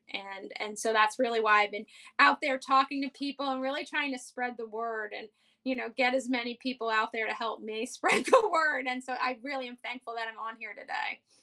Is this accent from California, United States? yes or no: no; New York City, New York, United States; born and raised on the Upper West Side, never left